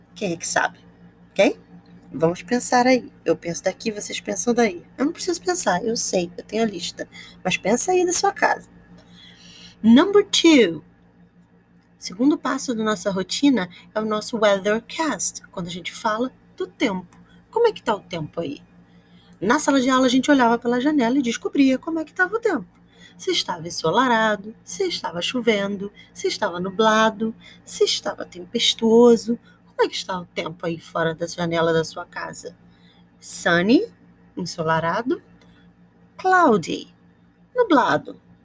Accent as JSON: {"language": "Portuguese", "region": "Rio de Janeiro", "country": "Brazil", "said": "I am from Campo Grande, Rio de Janeiro."}